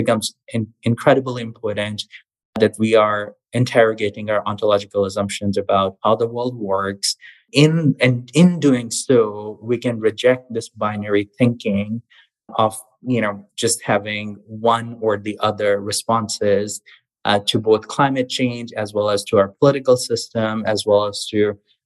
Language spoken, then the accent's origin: English; Pakistan; now in United States; I was born in Pakistan, grew up there